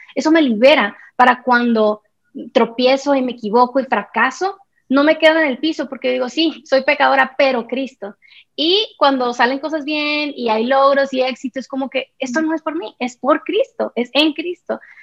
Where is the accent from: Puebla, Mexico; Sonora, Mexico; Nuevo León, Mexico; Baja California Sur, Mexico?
Sonora, Mexico; moved away as an adult; now in Guatemala City, Guatemala; Soy mexicana, sonorense, pero vivo hace tres años y medio en Guatemala, en la ciudad de Guatemala